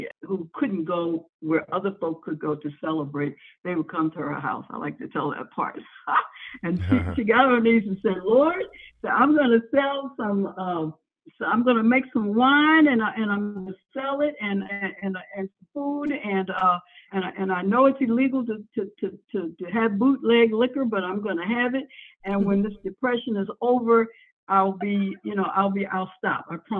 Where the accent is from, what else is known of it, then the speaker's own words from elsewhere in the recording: Turner Station, Maryland, United States; moved away as an adult; also born or lived in Baltimore, Maryland / New York; So anyway, we moved into Turner Station, and I grew up in Turner Station